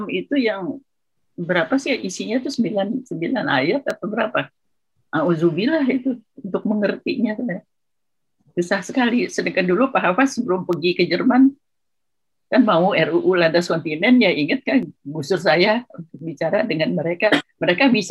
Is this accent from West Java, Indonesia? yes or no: yes; West Java, Indonesia; kalau saya orang Sunda ya, tanah air itu kata orang Sunda itu lemah cai.